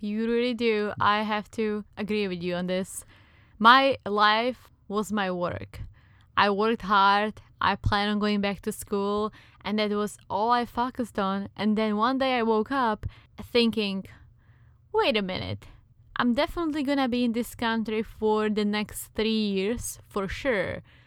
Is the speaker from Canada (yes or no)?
no; Czechia; accent: Czech; English is a second language; now in United States; I am indeed from the Czech Republic